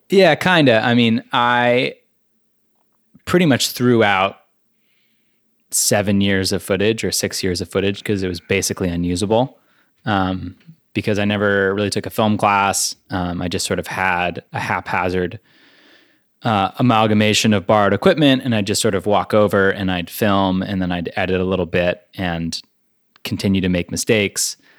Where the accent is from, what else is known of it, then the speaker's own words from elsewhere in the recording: Connecticut, United States; now in Vermont, United States; an adopted Vermonter. Um, I grew up in Connecticut in what I like to call the panhandle